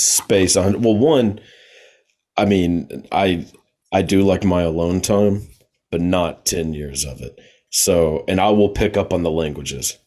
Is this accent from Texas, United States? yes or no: yes; Texas, United States; I know we're both from Texas, so shout out to the Lone Star State.